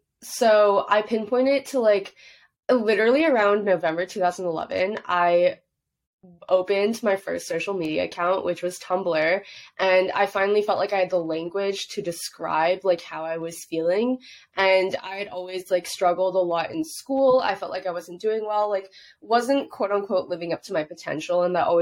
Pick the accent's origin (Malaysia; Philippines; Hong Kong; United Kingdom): Hong Kong; I grew up overseas in Hong Kong. So in Asian culture, you don't really talk about your mental health.